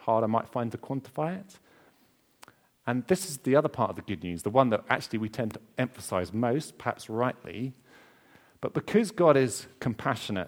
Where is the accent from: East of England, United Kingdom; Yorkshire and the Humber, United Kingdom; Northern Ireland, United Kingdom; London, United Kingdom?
East of England, United Kingdom; Essex; I'm from Essex. Remember that my mom cleaned the house way too much when I was growing up